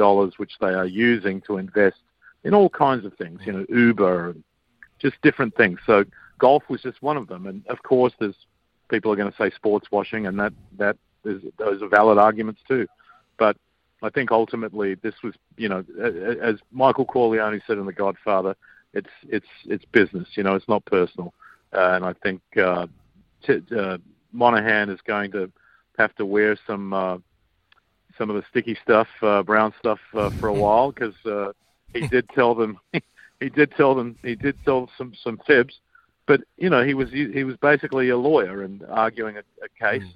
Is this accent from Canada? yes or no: no; Australia; I grew up with in Australia